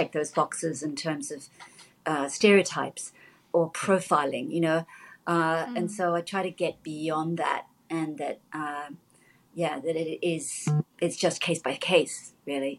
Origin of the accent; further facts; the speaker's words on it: Australia; I was born here